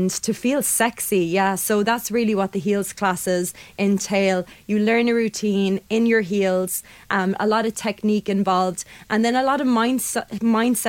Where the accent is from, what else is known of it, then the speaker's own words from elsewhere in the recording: Limerick, Munster, Ireland; also born or lived in London; I'm from Limerick. I'd spent a lot of time living abroad in London, moved back